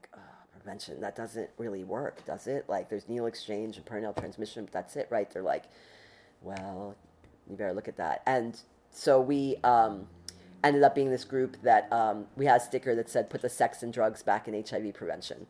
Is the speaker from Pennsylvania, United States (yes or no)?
yes; Philadelphia, Pennsylvania, United States; moved away as an adult; also born or lived in New York City; I'm a Philadelphian.